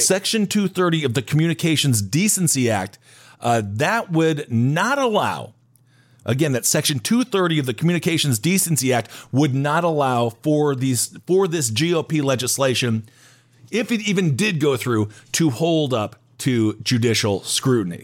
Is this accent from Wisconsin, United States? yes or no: yes; Wisconsin, United States; I'm from Wisconsin